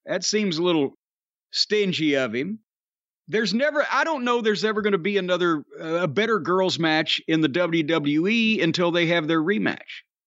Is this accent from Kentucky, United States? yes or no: yes; Louisville, Kentucky, United States; is in my hometown